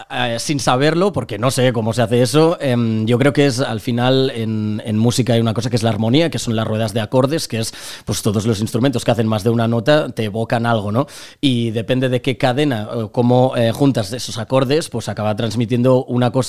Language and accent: Spanish; Lleida, Catalonia, Spain; born there; also born or lived in Barcelona; now in Torrefarrera, Spain; yo he vivido ocho años en Barcelona, no soy de Barcelona, yo, yo nací en Lleida y vivo en Torre Torrefarrera ahora mismo, aunque nada me mudaré a Madrid